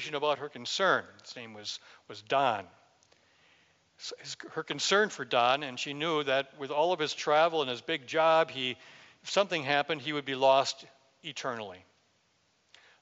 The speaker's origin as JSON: {"language": "English", "region": "Wisconsin", "country": "United States", "said": "I'm from Wisconsin"}